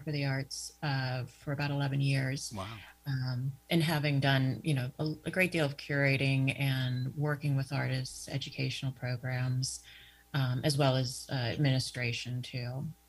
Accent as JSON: {"language": "English", "town": "Pittsburgh", "region": "Pennsylvania", "country": "United States", "tie": "born or raised there", "moved": "as an adult", "lives_now": "Erie, United States", "said": "I'm originally from Pittsburgh. Uh, that's that's where I was uh, born and raised, um, hometown"}